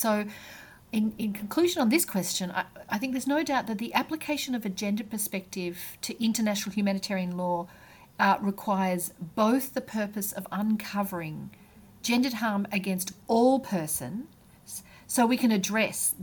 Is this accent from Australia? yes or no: yes; Australia; moved away; being an Australian